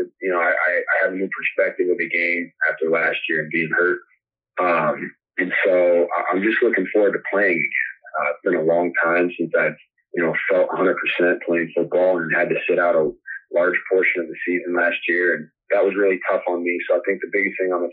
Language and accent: English; Denver, Colorado, United States; now in Carolina, United States; that's my hometown, so I know everybody in Denver